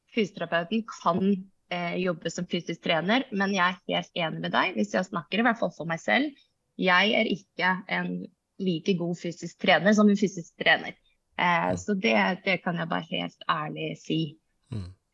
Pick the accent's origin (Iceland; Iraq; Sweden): Iceland; Norwegian is a second language; moved away as an adult; now in Norway; Jeg kommer fra Island